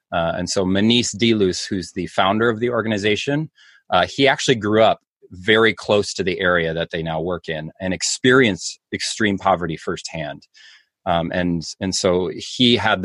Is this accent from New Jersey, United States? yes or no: no; Minneapolis, Minnesota, United States; moved away as an adult; now in Rhinelander, United States; I'm actually originally from Minneapolis, Minnesota